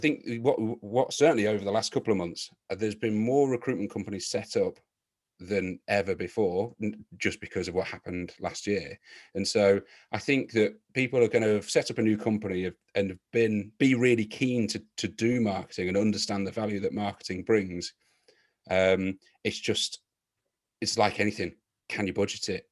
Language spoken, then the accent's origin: English; Leicester, East Midlands, United Kingdom; my hometown club of Leicester City